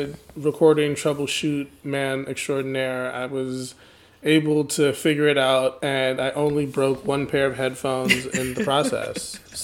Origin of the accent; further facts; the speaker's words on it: Michigan, United States; I'm from Michigan